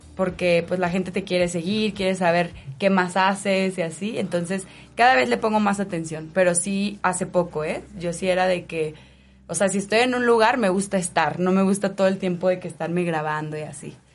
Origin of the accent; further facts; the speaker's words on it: Guadalajara, Jalisco, Mexico; now in Mexico City, Mexico; yo soy de Guadalajara. Y llevo 10 años en el DF